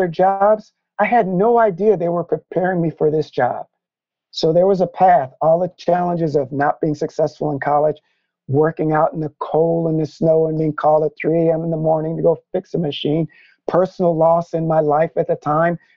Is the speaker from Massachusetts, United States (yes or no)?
no; Hampton, Virginia, United States; I was born on Langley Air Force Base, which butts right up against Langley Research Center, NASA.